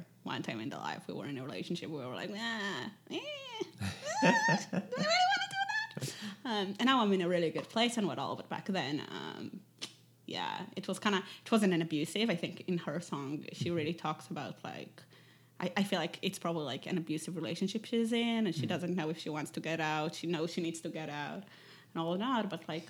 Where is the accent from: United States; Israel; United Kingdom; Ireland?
Israel; English is a second language; But when I grew up, I think all the way until 16, it was most